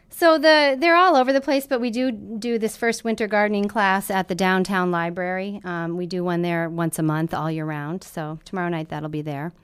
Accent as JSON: {"language": "English", "town": "Lemmon", "region": "South Dakota", "country": "United States", "tie": "born or raised there", "also_born_or_lived": "Washington, D.C.", "moved": "as an adult", "said": "I grew up in Lemon, South Dakota"}